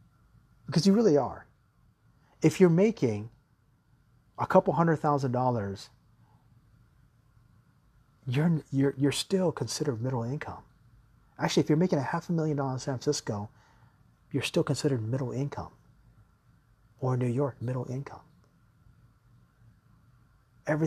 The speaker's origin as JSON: {"language": "English", "country": "Taiwan", "also_born_or_lived": "Japan", "said": "And where I'm originally from Taiwan and Japan, people are extremely nice."}